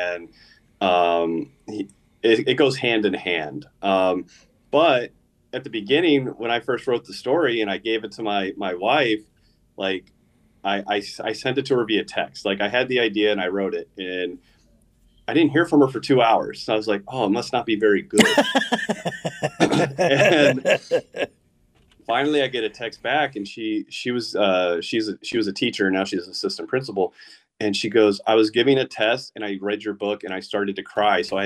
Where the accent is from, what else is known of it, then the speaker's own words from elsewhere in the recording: Gilbert, Arizona, United States; I grew up in Gilbert.